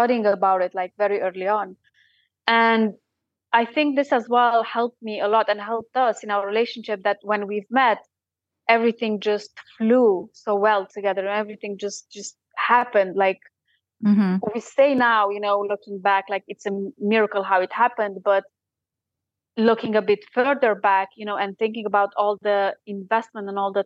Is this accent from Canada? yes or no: no; Romania; now in Sheffield, United Kingdom; I'm from Romania